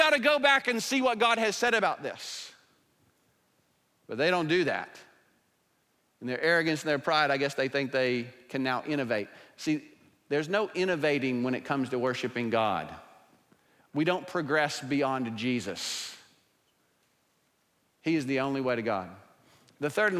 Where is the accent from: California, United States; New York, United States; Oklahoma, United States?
Oklahoma, United States; I'm from Oklahoma